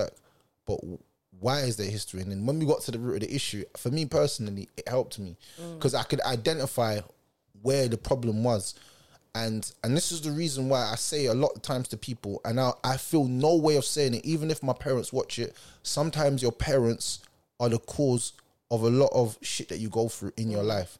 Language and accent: English; London, United Kingdom; I'm from South